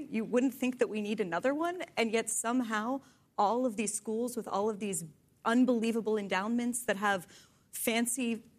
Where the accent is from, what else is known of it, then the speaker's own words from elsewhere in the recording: Pennsylvania, United States; It's good for Pennsylvanians, my home state